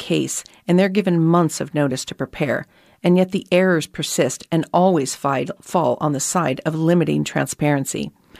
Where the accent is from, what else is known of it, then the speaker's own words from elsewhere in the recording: Australia; But I've also got a personal stake in it as an Australian.